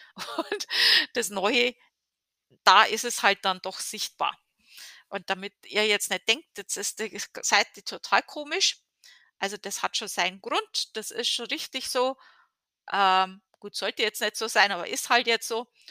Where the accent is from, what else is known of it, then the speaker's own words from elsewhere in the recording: Germany; moved away as an adult; now in United States; in Deutschland, ähm, zumindest in der Gegend, wo ich herkomme